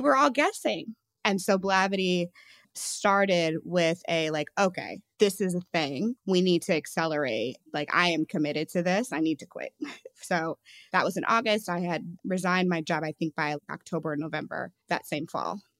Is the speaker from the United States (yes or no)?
yes; St. Louis, Missouri, United States; I'm from Saint Louis